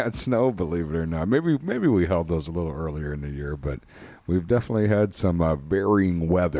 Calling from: Wisconsin, United States; we're recording here from Wisconsin, and springtime has sprung here.

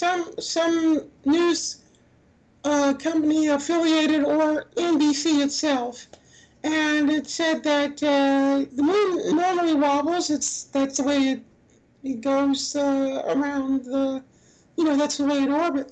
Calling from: Hawaii, United States; I'm calling from Hawaii

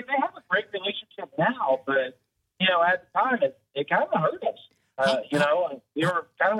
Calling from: Summerville, South Carolina, United States; I'm calling from Somerville.

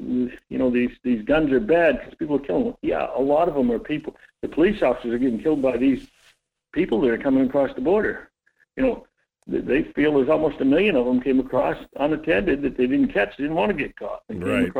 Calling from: Homer, United States; … from Homer.

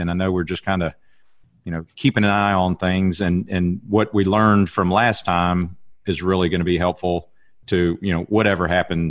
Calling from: Alabama, United States; I'm ringing you from Alabama all the way up to the great Northwest up in Oregon.

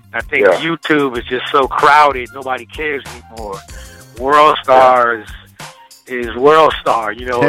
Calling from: Richmond, Virginia, United States; I'm calling from Richmond, Virginia.

